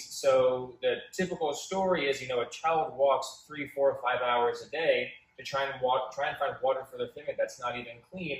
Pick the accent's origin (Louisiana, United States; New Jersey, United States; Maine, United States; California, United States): New Jersey, United States; Scotch Plains; I'm originally from Union County or Scotch Plains